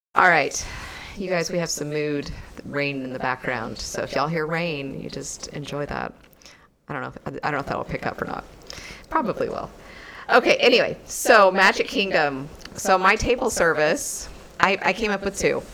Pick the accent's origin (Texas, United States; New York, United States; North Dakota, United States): Texas, United States; we're from Texas